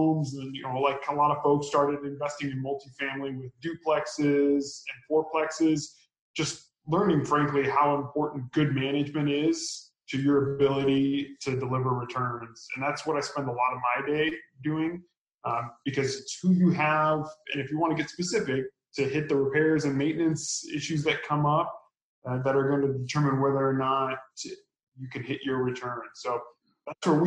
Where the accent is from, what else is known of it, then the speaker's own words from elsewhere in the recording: Omaha, Nebraska, United States; moved away as an adult; also born or lived in Austin, Texas; now in Minneapolis, United States; I'm originally from the Midwest, grew up in Omaha, Nebraska